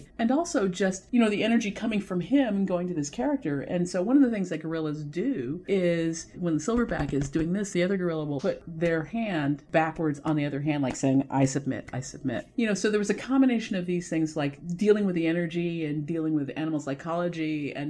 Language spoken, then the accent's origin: English; Los Angeles, California, United States; I am from Los Angeles.